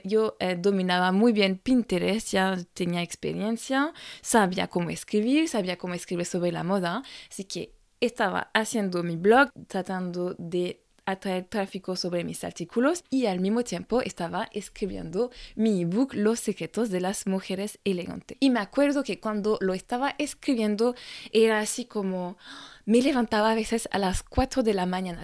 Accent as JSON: {"language": "Spanish", "country": "France", "second_language": "Spanish", "moved": "as an adult", "lives_now": "Chile", "said": "francesa y coach de imagen"}